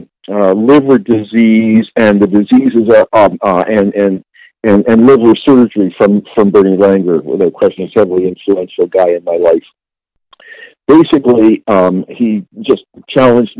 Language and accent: English; Toronto, Ontario, Canada; So I'm a Toronto guy. I was born here in Toronto, did public school education